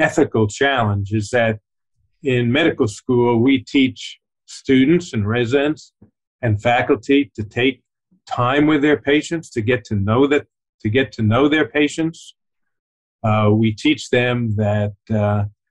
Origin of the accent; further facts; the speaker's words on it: New York City, New York, United States; moved away as an adult; also born or lived in Boston / Tennessee; I was born in New York City